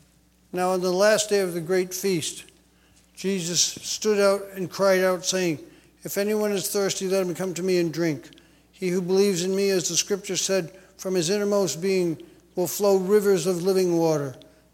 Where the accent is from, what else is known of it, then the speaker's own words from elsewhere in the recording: Massachusetts, United States; I grew up in Massachusetts in a Catholic church.